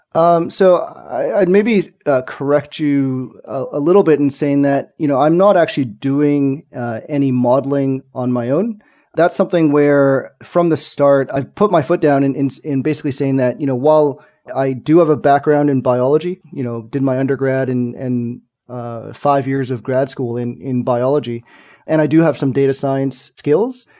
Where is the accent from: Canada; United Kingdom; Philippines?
Canada; Montreal, Quebec; in Montreal, my hometown, our current hometown.